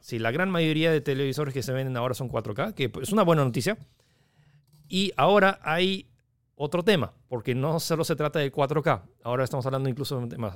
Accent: Peru

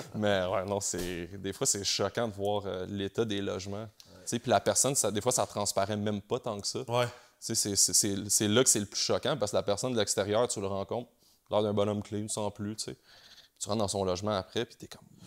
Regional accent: Montreal, Quebec, Canada; je viens de Montréal.

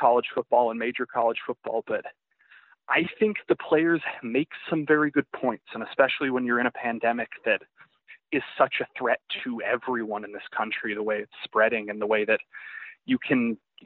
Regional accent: the South, United States; I grew up in the South

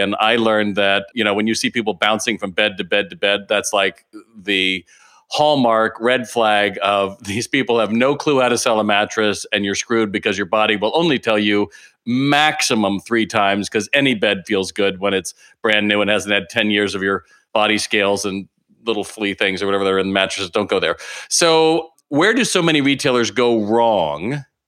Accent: California, United States; I'm from California

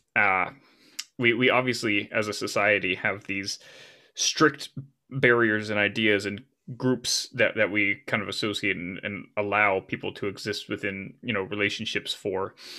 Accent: United States; I'm an American by, by nature, uh, and that's not to say that I can't function in the world outside of my, my motherland

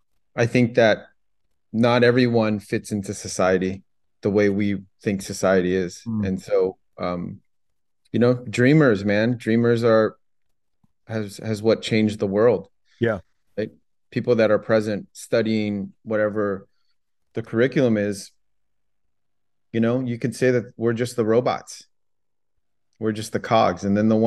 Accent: Los Angeles, California, United States; also born or lived in Vietnam / France; I grew up in the San Gabriel Valley.

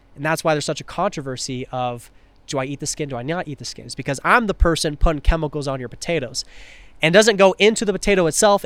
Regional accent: Tri-Cities, Washington, United States; moved away; I wanna rep my hometown." So, three cities. Tri-Cities

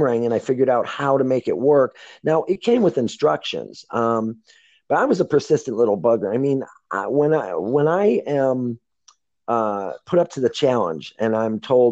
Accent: Lakewood, Ohio, United States; when I was growing up in Lakewood, Ohio with my 8 brothers and sisters

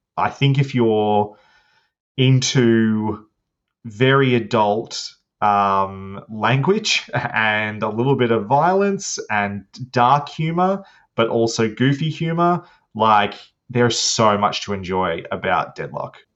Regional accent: Australia; I'm Australian

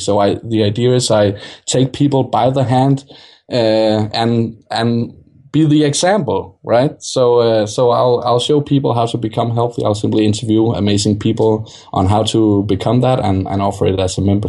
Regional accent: Denmark; Okay, yeah, I'm from Denmark, so

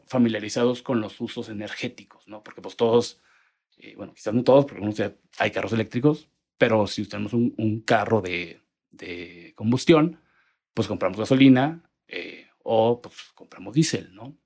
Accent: Monterrey, Nuevo León, Mexico; moved away as an adult; now in Mexico City, Mexico; soy de Monterrey, aunque ya llevo tres años y medio viviendo acá en Ciudad de México

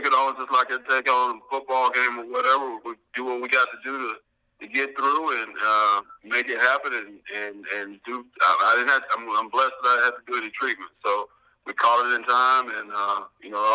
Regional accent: Mid-South, United States; growing up in the Mid-South area

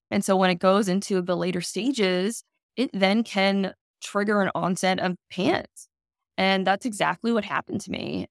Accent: Maryland, United States; I grew up in Maryland

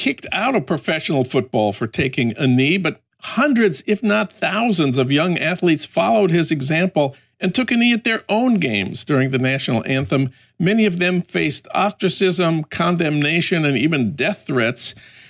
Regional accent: St. Paul, Minnesota, United States; my hometown of St. Paul

